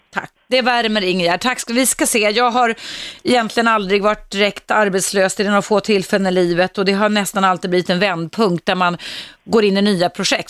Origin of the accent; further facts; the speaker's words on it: Stockholm, Stockholm County, Sweden; jag växte upp i Stockholms innerstad